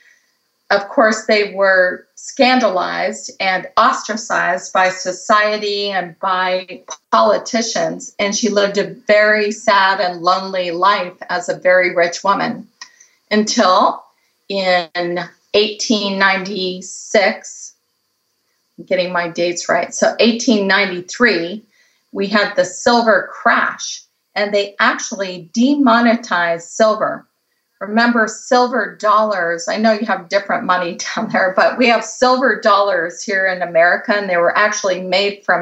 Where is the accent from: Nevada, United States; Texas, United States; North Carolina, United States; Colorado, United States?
Colorado, United States; now in California, United States; I grew up in Colorado